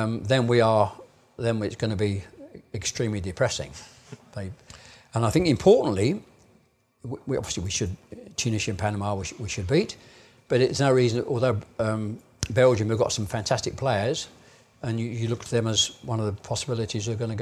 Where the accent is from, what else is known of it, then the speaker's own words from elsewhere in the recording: England, United Kingdom; I'm obviously an English fan. I'm an Englishman.